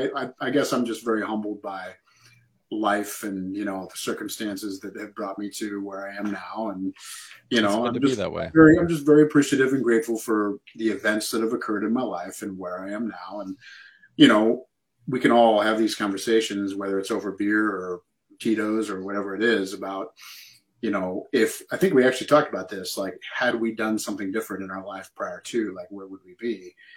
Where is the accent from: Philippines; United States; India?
United States; Ankeny, Iowa; moved away as an adult; now in Chicago area, United States; my hometown is getting so big to where I don't even recognize it anymore. So my brother is a high school teacher at Ankeny, and I'm sorry, man, I'm a Hawk through and through. It's Ankeny until I die.